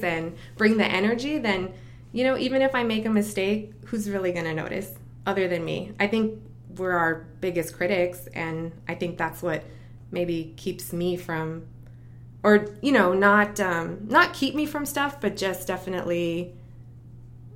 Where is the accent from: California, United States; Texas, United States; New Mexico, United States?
Texas, United States; El Paso; moved away as an adult; now in Orlando, United States; I grew up in El Paso, Texas